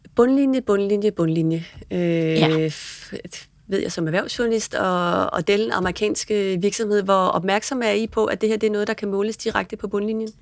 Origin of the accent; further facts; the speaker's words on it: Denmark; som dansker